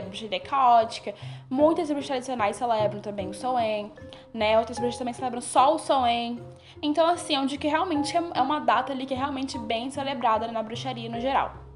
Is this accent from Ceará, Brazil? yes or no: no; Bahia, Brazil; eu sou da Bahia